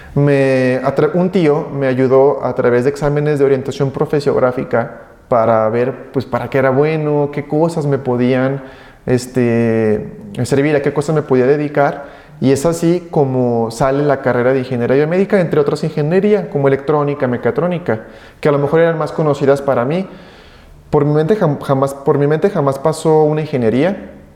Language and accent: Spanish; Aguascalientes, Mexico; soy de aquí de la ciudad de Aguascalientes, aquí nacido, mis padres de igual manera.